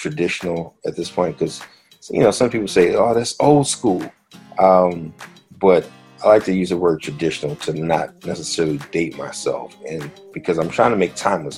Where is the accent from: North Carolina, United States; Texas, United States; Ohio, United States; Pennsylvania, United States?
Pennsylvania, United States; Philadelphia; also born or lived in Washington, D.C.; Born and raised in Philadelphia